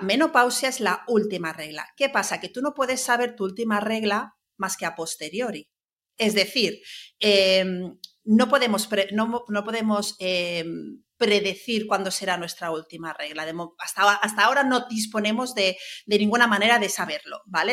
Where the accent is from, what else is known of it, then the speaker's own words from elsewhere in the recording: Palma, Balearic Islands, Spain; moved away as an adult; also born or lived in Barcelona; Yo soy de Mallorca, de Palma, eh, estudié en Barcelona